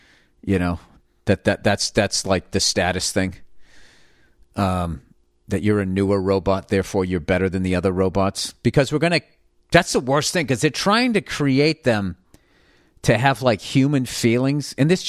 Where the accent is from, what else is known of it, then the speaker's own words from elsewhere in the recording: Saskatchewan, Canada; I'm from Saskatchewan, Canada.